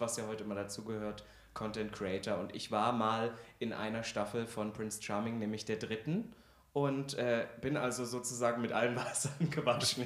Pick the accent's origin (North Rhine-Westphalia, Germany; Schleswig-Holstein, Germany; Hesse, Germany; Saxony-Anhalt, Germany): Saxony-Anhalt, Germany; Halle; also born or lived in Kyffhäuser area, Thuringia; ich komme ja aus Halle, da gibt es ja auch eine große Oper, ich habe da auch Musical mitgespielt